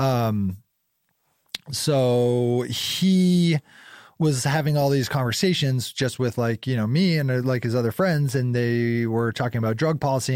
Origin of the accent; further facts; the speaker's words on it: North Conway, New Hampshire, United States; moved away as an adult; also born or lived in Brownfield, Maine / Fryeburg, Maine / North Carolina / Boulder, Colorado; now in Portland, United States; so I grew up in North Conway, uh, mostly North Conway, 'cause of, by the, like, seventh grade on, like, junior high school on, I was in North Conway. So, you know, mostly in New Hampshire